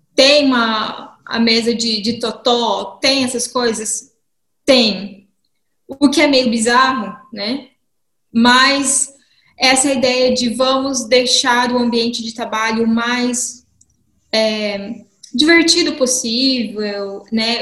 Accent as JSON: {"language": "Portuguese", "town": "Dourados", "region": "Mato Grosso do Sul", "country": "Brazil", "tie": "born or raised there", "also_born_or_lived": "Campo Grande, Brazil", "moved": "as an adult", "lives_now": "Brussels, Belgium", "said": "eu sou nascida e crescida em Dourados, Mato Grosso do Sul"}